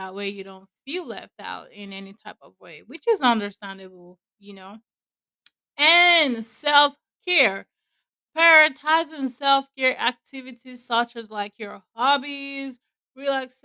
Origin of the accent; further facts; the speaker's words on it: Nigeria; where I'm from, I'm a Nigerian